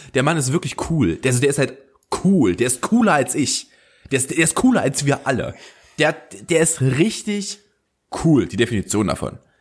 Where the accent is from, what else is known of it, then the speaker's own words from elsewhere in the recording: Germany; als Deutscher